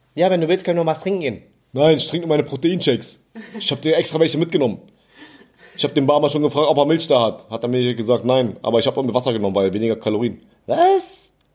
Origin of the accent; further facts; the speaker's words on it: Germany; also born or lived in Berlin; als Deutsche